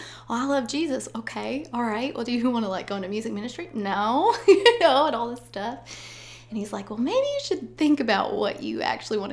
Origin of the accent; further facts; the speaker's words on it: Todd County, Kentucky, United States; moved away as an adult; now in Jackson, United States; I'm originally from Kentucky, but we've been in Jackson for 9 years.